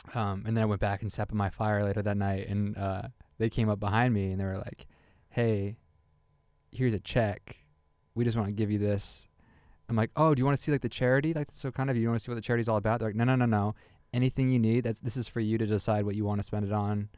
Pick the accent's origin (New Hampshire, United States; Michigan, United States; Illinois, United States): New Hampshire, United States; New Hampshire, which is my home state